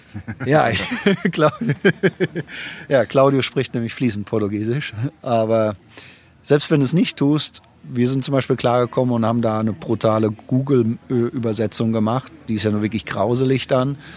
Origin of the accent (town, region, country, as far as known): Germany